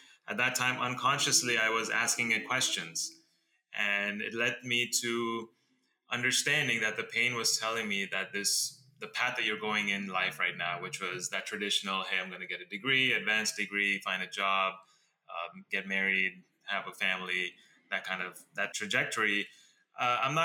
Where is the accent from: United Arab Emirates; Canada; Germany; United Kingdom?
United Arab Emirates; Dubai; now in Los Angeles, United States; I am currently in LA, but I was born and brought up in Dubai in the Middle East, and then I moved to America about 2001.